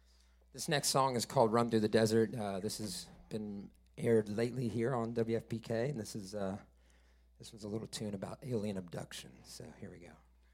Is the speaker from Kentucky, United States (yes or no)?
yes; Louisville, Kentucky, United States; I grew up here in Louisville, Kentucky, and the proud son